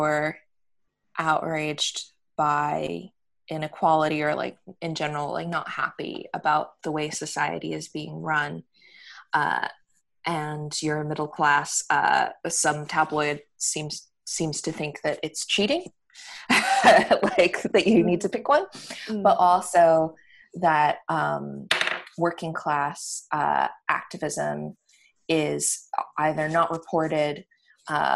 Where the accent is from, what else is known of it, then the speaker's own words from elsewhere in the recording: New York, United States; moved away as an adult; now in United Kingdom; having grown up in in America and having grown up in New York